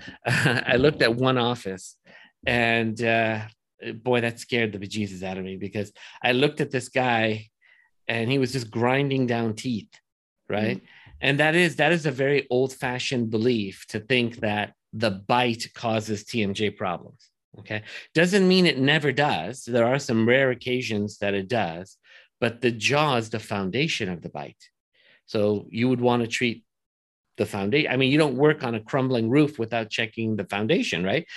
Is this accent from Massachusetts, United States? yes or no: no; Los Angeles, California, United States; I grew up in Woodland Hills